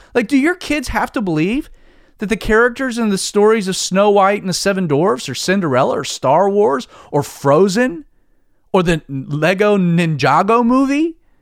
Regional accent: United States; As an American

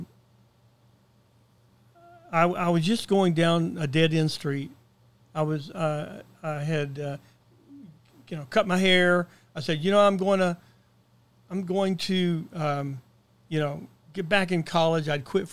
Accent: Chattanooga, Tennessee, United States; I grew up in Chattanooga, Tennessee, and I moved there when we were about four.

